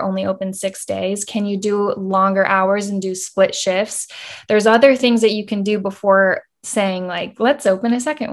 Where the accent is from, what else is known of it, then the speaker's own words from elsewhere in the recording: Austin, Texas, United States; I'm from Austin, Texas